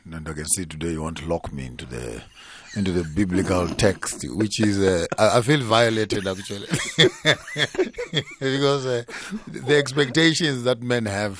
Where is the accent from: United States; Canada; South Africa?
South Africa; And as such, I'm a South African and I'm a male South African.